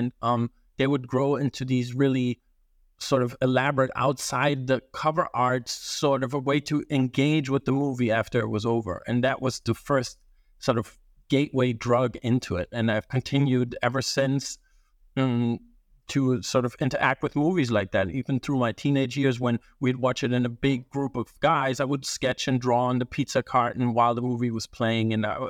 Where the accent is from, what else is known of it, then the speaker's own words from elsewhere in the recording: Germany; also born or lived in Italy; You know, growing up in Germany and Italy, we didn't have, sometimes it would be delayed